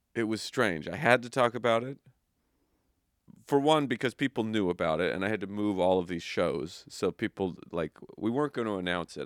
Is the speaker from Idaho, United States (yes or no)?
yes; Idaho, United States; I'm from Idaho, where we have um, forest fires